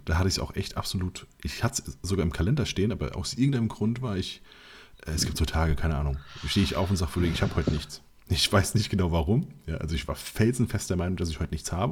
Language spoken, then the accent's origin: German; Mainz, Rhineland-Palatinate, Germany; ich bin ja Mainzer